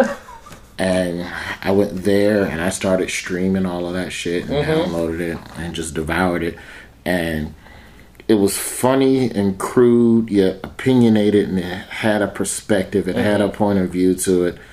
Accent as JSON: {"language": "English", "town": "Birmingham", "region": "Alabama", "country": "United States", "also_born_or_lived": "Tallahassee, Florida", "moved": "as an adult", "said": "I'm from Birmingham"}